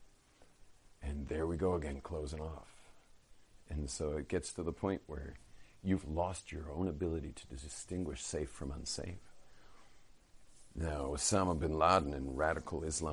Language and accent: English; California, United States; I'm from California.